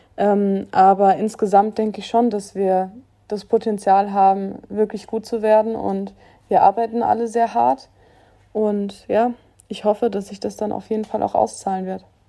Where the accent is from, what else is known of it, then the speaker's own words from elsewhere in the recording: Germany; ich war ganz viele Jahre auf einer ganz normalen Schule bei uns in Using, auf einem Gymnasium und wollte eigentlich unbedingt da mein Abitur machen, weil ja, ich war schon immer